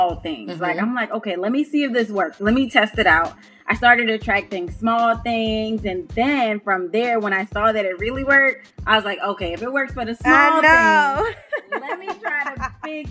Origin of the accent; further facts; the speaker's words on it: Charleston, South Carolina, United States; I am from Charleston, South Carolina, born and raised